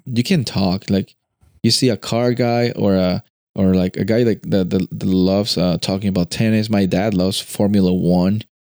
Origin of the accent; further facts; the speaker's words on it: Peru; moved away; I'm coming from Peru.